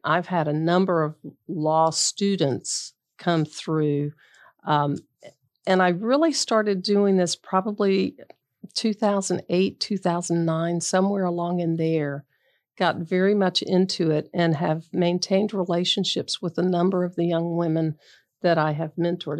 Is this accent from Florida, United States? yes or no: yes; Bradenton, Florida, United States; also born or lived in Tampa, Florida; I grew up in Bradenton